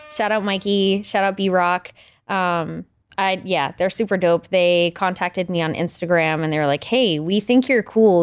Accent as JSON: {"language": "English", "town": "Richmond", "region": "Maine", "country": "United States", "tie": "born or raised there", "also_born_or_lived": "Greater Portland area, Maine", "said": "I'm from Richmond, Maine originally, which is like super small town, rural Maine, you know, graduating class of thirty people"}